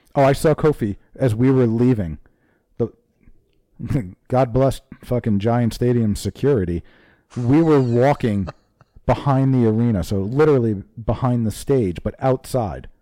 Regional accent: New Jersey, United States; New Jersey

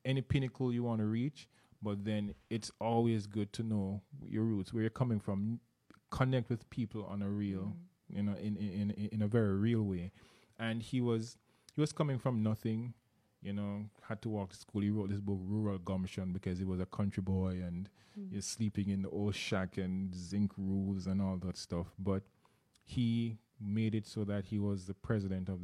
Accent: Jamaica; moved away; I'm from Jamaica. You may have heard the accent. I attended a university in Jamaica as well

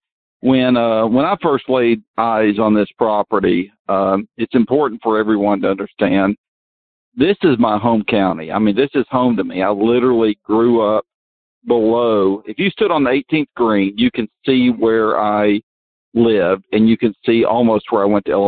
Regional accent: Georgia, United States; this is my home state. This is my hometown.

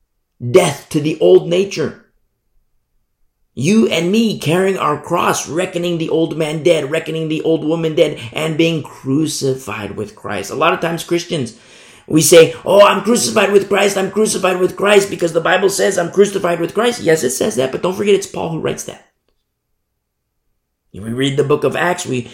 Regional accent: United States; as an American, I teach from America, I'm an American citizen

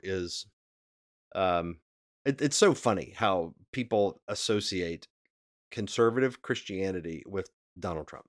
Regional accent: West Virginia, United States; now in Cincinnati, United States; I grew up in West Virginia.

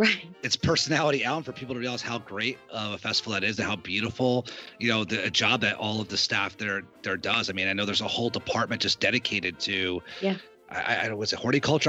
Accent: United States; now in Florida, United States; we're from the tri-state area, and being now here in Florida all the time

